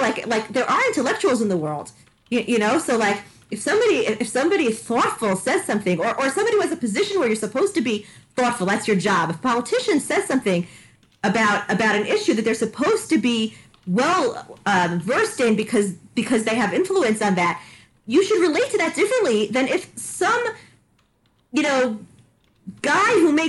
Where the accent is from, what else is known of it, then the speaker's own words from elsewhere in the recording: Canada; I'm also from Canada.